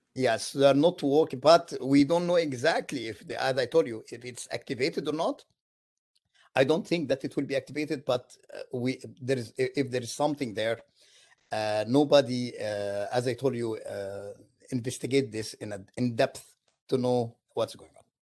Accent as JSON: {"language": "English", "country": "Egypt", "moved": "as an adult", "lives_now": "United States", "said": "I am from Egypt originally"}